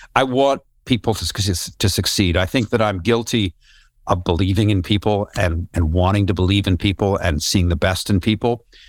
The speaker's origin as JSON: {"language": "English", "country": "Canada", "said": "I'm from Canada and I, I grew up doing wilderness canoe trips in, uh, Northern Ontario"}